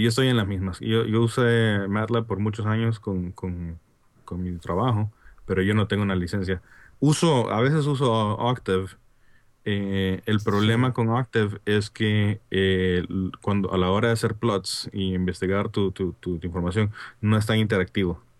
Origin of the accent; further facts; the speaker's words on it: Honduras; accent: Honduran; mi acento hondureño